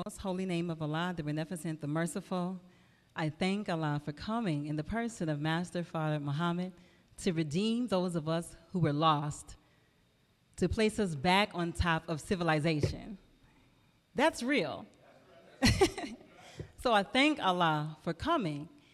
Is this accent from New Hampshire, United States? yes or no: no; Flint, Michigan, United States; also born or lived in Peoria, Illinois; I come from Flint, Michigan